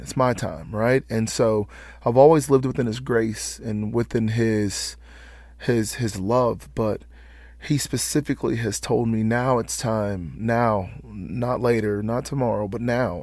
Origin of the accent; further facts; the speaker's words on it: Atlanta, Georgia, United States; moved away as an adult; now in Lexington, United States; we're all originally from Atlanta, Georgia